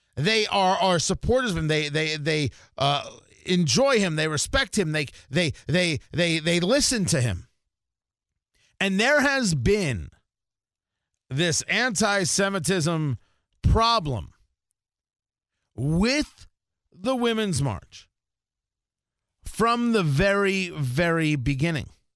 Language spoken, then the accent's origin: English; New Jersey, United States; moved away; I grew up in Jersey